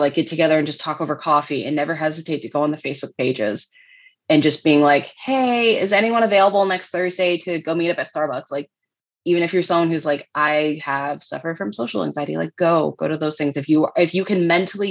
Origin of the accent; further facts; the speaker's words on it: New England, United States; moved away as an adult; also born or lived in Midwest; And we're both from New England